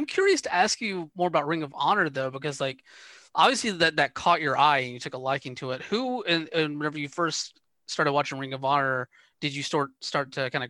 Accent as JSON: {"language": "English", "region": "Georgia", "country": "United States", "tie": "born or raised there", "said": "growing up in Georgia"}